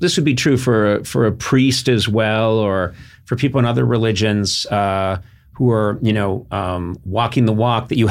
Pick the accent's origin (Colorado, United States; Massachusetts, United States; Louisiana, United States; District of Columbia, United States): Massachusetts, United States; right outside Boston; moved away; I'm Irish Catholic, but I grew up in an area right outside Boston